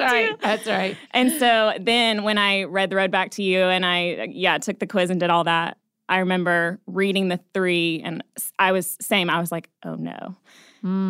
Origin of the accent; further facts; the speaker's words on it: Atlanta, Georgia, United States; now in Nashville, United States; I'm from Atlanta originally.